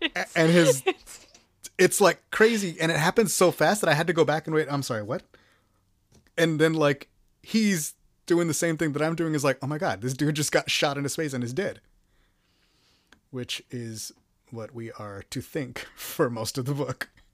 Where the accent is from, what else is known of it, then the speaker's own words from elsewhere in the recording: Texas, United States; I'm from Texas